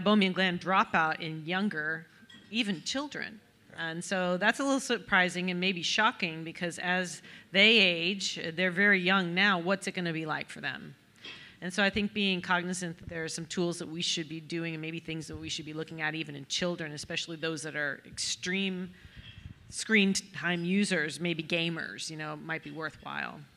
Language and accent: English; Reno, Nevada, United States; now in Birmingham, Alabama, United States; we're both from Reno, Nevada